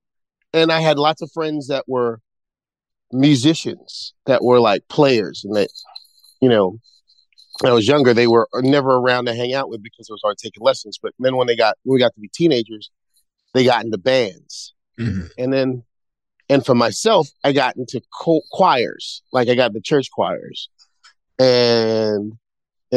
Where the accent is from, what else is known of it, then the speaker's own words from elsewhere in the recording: New York City, New York, United States; I'm from Brooklyn